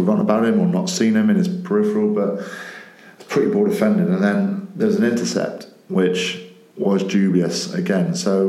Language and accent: English; Welsh, Wales, United Kingdom; I'm Welsh